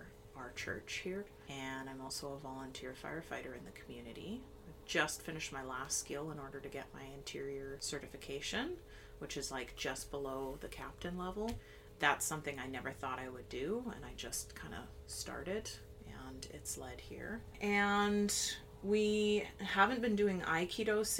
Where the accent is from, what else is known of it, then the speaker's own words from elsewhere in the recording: Lower Mainland, British Columbia, Canada; I grew up in the Lower Mainland